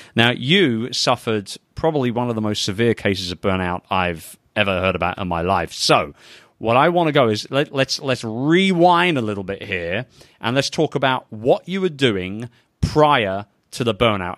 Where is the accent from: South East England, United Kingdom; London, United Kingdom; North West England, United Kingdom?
London, United Kingdom; London, England, baby, my hometown.